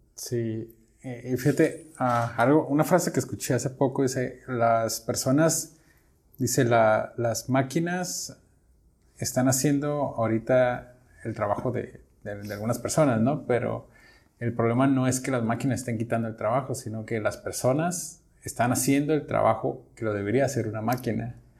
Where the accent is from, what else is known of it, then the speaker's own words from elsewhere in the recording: Mexico; yo como, como mexicano